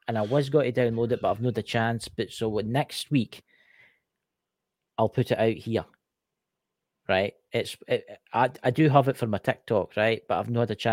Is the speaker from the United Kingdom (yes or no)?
yes; Scotland, United Kingdom; I'm Scotland. I'm from Scotland, obviously. Tell my accent